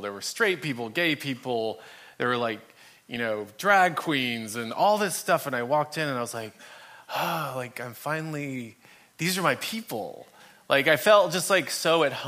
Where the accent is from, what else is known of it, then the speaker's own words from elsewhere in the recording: Dallas, Texas, United States; I grew up in Dallas, Texas, and I grew up in a Catholic family, youngest of eight kids